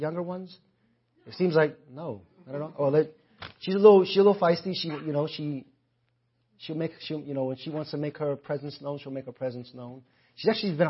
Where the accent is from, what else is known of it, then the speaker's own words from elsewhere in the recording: New York City, New York, United States; my time growing up in the Bronx